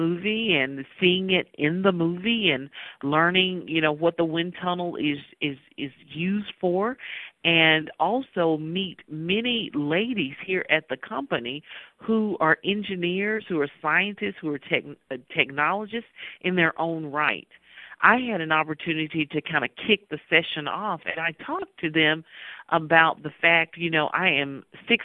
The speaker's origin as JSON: {"language": "English", "region": "Mississippi", "country": "United States", "tie": "born or raised there", "said": "growing up in Mississippi"}